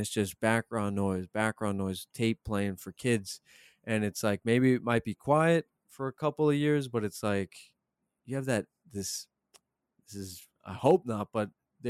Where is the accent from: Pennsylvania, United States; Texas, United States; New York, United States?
New York, United States; Ronkonkoma; I grew up in Ronkonkoma, the heart of Suffolk.